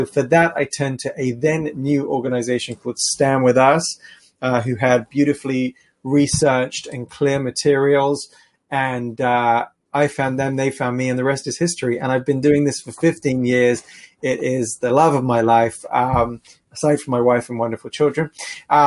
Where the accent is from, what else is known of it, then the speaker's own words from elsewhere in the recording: London, United Kingdom; moved away as an adult; now in Israel; I was always very involved in my community growing up in London